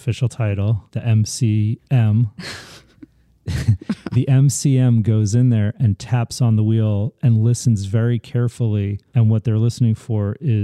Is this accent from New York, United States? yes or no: yes; Westchester, New York, United States; I grew up in Westchester, Italian family, roots in the Bronx